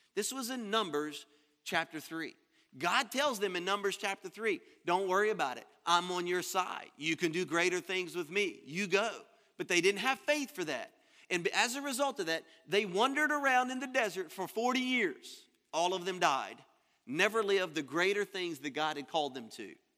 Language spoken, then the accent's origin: English; Louisiana, United States; moved away as an adult; now in Florida, United States; I'm from Louisiana. I was born and raised there.